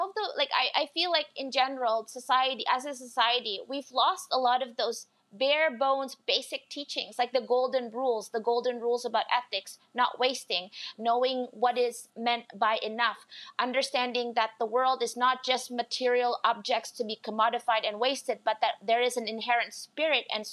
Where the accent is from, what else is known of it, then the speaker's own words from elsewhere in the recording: Indonesia; now in Canada; as an immigrant to Canada, so I'm originally from Indonesia